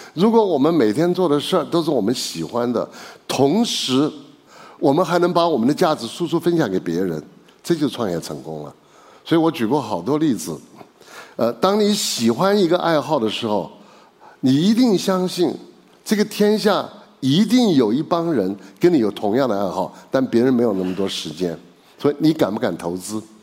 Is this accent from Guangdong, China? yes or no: no; Chengdu, Sichuan, China; 因为我是成都人嘛